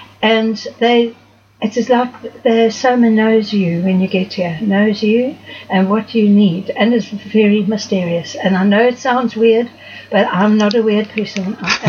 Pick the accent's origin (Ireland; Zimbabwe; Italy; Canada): Zimbabwe; moved away as an adult; now in Cape Town, South Africa; I was born in Zimbabwe. Okay. At the time. But I left there when I was 19, which was in 1966.